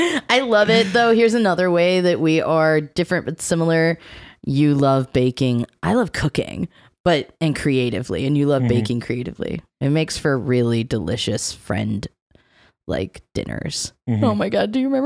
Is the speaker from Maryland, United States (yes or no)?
yes; Maryland, United States; the city next to the city I grew up in Maryland